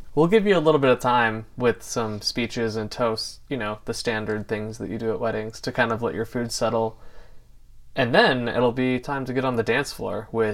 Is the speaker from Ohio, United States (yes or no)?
yes; Ohio, United States; my home state of Ohio